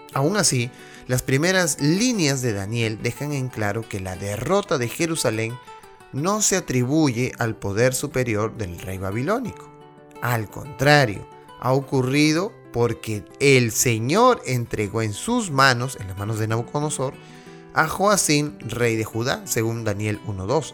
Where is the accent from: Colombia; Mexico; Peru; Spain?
Peru; now in United States; mi país natal, Perú